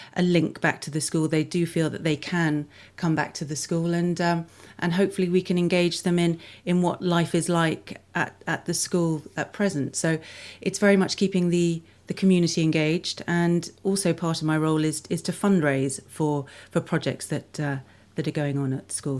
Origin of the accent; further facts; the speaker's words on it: London, United Kingdom; moved away as an adult; also born or lived in Melbourne, Australia / Canberra, Australia; I grew up in London, in a place called Saint Margaret's, which is between Twickenham and Richmond, so southwest London